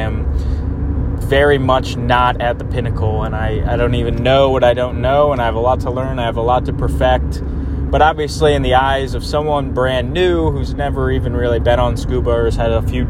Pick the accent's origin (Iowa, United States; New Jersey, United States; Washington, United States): New Jersey, United States; Jersey Shore; I grew up in the Jersey Shore